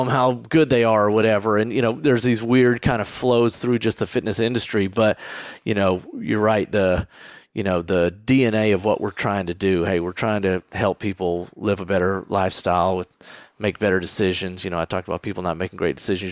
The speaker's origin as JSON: {"language": "English", "region": "Texas", "country": "United States", "tie": "born or raised there", "also_born_or_lived": "New York", "moved": "as an adult", "said": "I'm the guy growing up in Texas"}